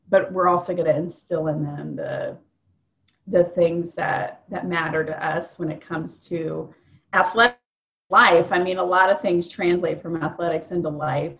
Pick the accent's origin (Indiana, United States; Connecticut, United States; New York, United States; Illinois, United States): Indiana, United States; Indianapolis; I'm born and raised in Indy